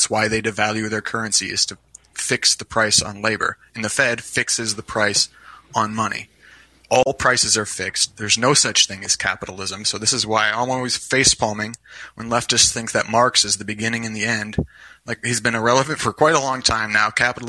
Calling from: Iowa, United States; I'm calling from Iowa.

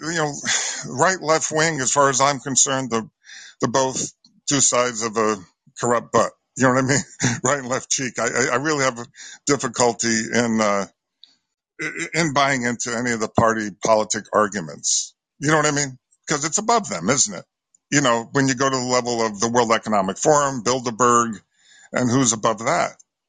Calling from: Connecticut, United States; I'm calling from Connecticut.

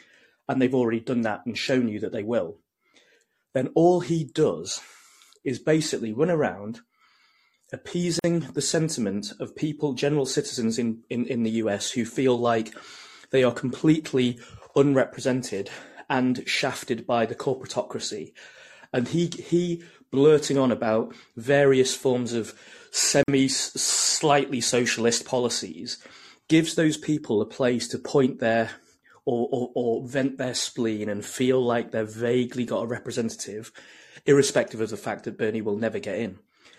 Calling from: United Kingdom; From the UK.

